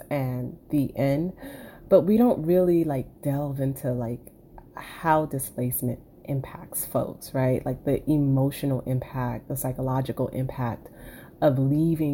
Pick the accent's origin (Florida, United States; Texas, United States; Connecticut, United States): Florida, United States; Miami; I was born and raised in Miami. 305 till I die, like born and raised in the county of Dade